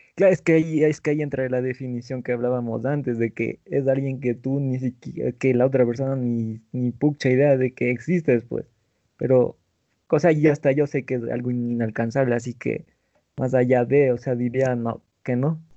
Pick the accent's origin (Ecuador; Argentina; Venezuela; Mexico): Ecuador; aquí en mi país, Ecuador